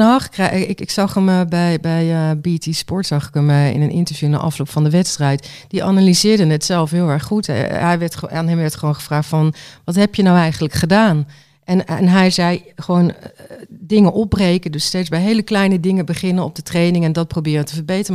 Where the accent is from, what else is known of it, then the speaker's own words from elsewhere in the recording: Waalwijk, North Brabant, Netherlands; ik kom uit Waalwijk